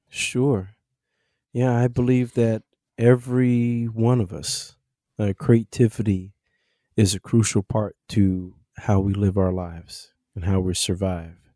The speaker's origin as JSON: {"language": "English", "town": "Kansas City", "region": "Missouri", "country": "United States", "tie": "born or raised there", "also_born_or_lived": "Arusha, Tanzania", "moved": "yes", "lives_now": "New York City, United States", "said": "I grew up in Kansas City, Missouri, and I currently reside in New York City"}